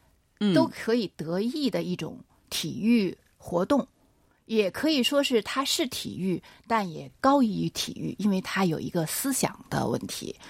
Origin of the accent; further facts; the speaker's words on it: China; 我们中国人